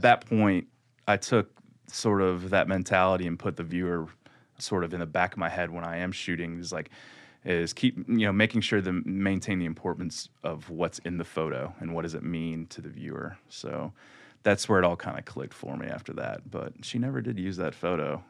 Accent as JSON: {"language": "English", "town": "Louisville", "region": "Kentucky", "country": "United States", "said": "I was from Kentucky and Louisville"}